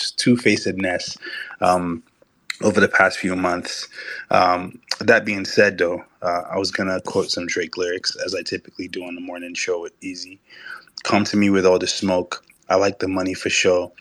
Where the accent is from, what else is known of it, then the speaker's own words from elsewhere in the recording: Nigeria; I'm Nigerian.